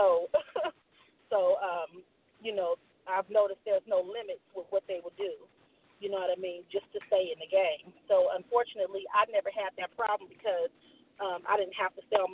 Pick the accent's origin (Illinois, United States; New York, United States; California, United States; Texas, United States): California, United States; San Francisco Bay Area; I'm from the Bay, San Francisco Bay Area, Oakland, Vallejo, San Francisco, Richmond, San Jose.